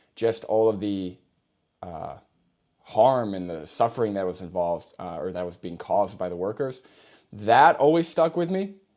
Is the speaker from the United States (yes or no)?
yes; New York, United States; now in Massachusetts, United States; I'm originally from New York.